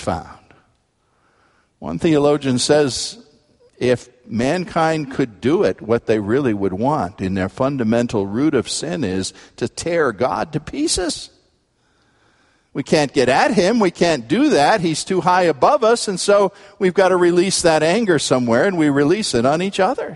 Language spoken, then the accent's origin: English; United States